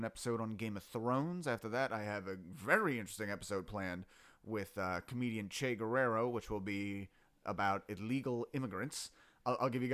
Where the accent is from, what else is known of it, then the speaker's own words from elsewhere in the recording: Voorhees, New Jersey, United States; I was born in 1986 in Voorhees Hospital, New Jersey